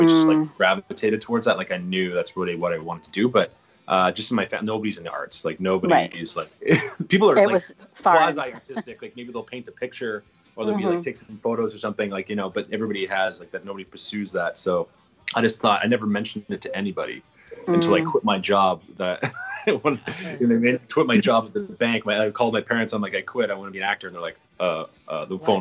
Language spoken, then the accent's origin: English; Calgary, Alberta, Canada; moved away as an adult; also born or lived in Toronto; now in New York City, United States; I consider Calgary my hometown, even though I wasn't born there. I was raised there pretty much